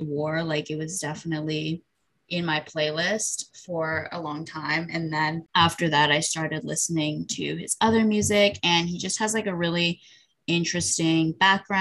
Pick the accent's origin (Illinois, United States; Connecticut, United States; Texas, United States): Illinois, United States; Chicago; we grew up in Chicago